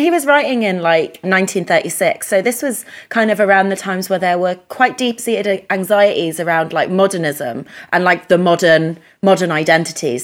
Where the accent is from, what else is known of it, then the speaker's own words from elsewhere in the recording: United Kingdom; first language English; i'm english polish but the problem is is well i'm british polish but the problem is that my first language is english